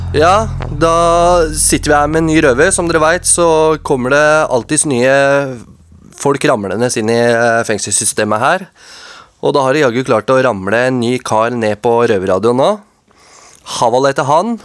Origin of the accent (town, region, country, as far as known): Oslo, Norway; born or raised there